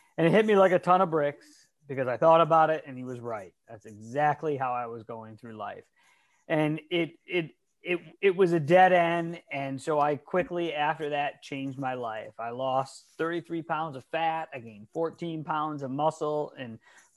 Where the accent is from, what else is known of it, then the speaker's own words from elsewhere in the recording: Detroit, Michigan, United States; now in California, United States; I'm actually from Detroit, Michigan, but I've lived in California for the last 20 years.